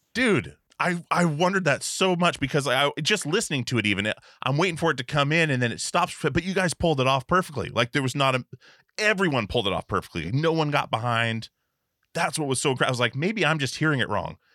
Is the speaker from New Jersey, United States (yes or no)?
no; Alaska, United States; moved away; also born or lived in Portland; I grew up in Alaska, and well, me and all the band guys grew up in Alaska before we moved to Portland to start touring and stuff